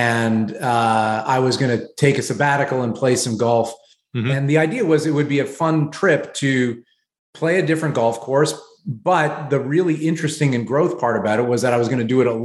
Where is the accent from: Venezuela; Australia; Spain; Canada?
Canada; moved away as an adult; now in New York City, United States; moving as a Canadian to the US